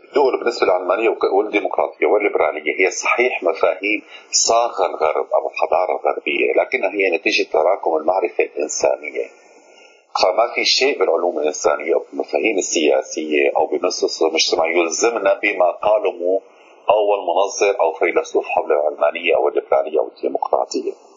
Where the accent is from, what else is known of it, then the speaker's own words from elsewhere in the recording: Syria; عندنا في سوريا